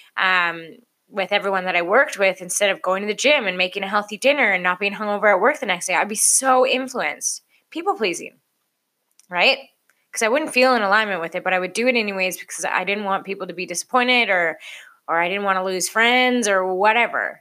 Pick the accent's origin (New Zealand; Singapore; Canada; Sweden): Canada; I'm Canadian.